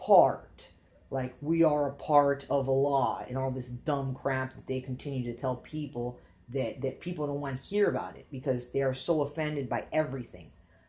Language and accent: English; Alabama, United States; listen, bro, we're from Alabama. We moved down here. I'm American, okay?